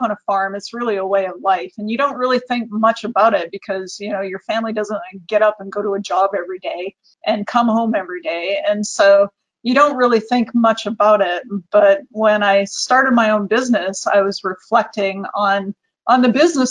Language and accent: English; Viking, Alberta, Canada; I grew up in a small town in Alberta in Canada. I'm from Viking